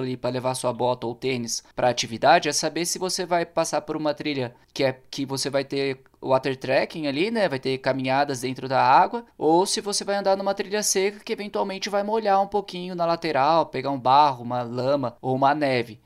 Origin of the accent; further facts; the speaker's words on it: interior of São Paulo, Brazil; moved away as an adult; Eu sou paulista, né, cara? na verdade do interior de São Paulo, e tô aqui fazem 10 anos.